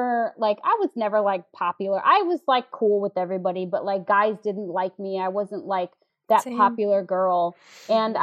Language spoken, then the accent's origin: English; St. Louis, Missouri, United States; moved away as an adult; now in New York, United States; if I was still in St. Louis